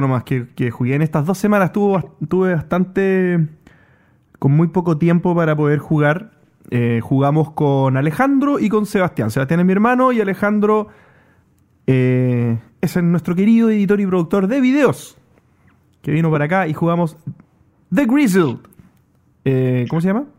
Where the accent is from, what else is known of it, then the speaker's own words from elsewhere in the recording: Chile; yo también soy chileno.